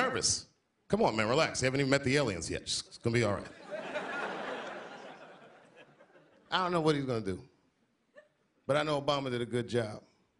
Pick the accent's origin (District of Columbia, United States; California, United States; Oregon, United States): District of Columbia, United States; Washington; I'm from Washington, so I saw the bus stop, well, the corner where the bus stop used to be, where I used to catch the bus to school